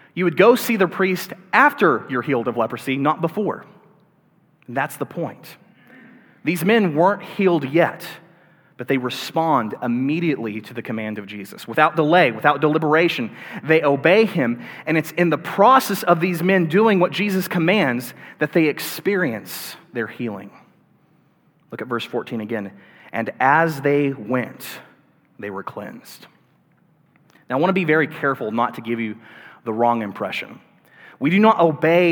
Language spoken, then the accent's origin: English; the Bible Belt, United States; I grew up in the Bible Belt, and I grew up going to church from time to time